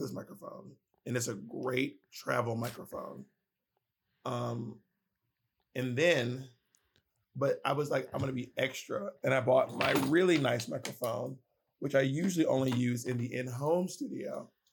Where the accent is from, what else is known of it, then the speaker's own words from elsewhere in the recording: Columbus, Georgia, United States; moved away; also born or lived in New York City; I grew up in Columbus, Georgia